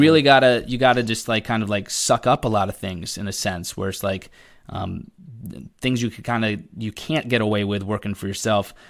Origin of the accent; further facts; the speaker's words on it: Connecticut, United States; But I live in Connecticut, born and raised in Connecticut.